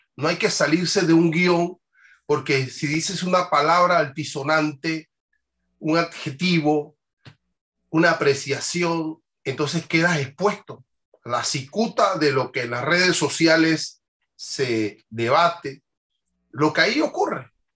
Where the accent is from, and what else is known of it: Panama